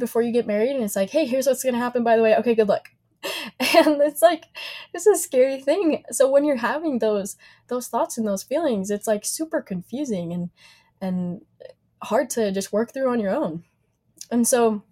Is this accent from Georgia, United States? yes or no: no; Logan, Utah, United States; also born or lived in Riverton, Utah; now in Provo, United States; I grew up in Logan, moved to Riverton at 14 years old